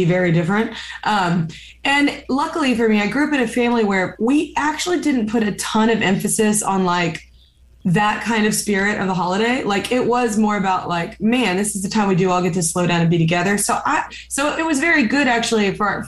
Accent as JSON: {"language": "English", "region": "the South", "country": "United States", "said": "I'm also from the South"}